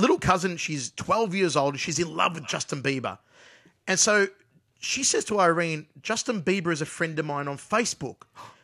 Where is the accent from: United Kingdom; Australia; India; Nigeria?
Australia